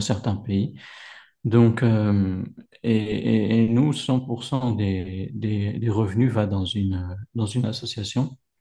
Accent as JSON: {"language": "French", "area": "Paris region, Val-d'Oise", "region": "Île-de-France", "country": "France", "tie": "born or raised there", "moved": "as an adult", "lives_now": "Morocco", "said": "J'ai grandi euh, dans la région parisienne, dans le 95, à la frontière de, de l'Oise"}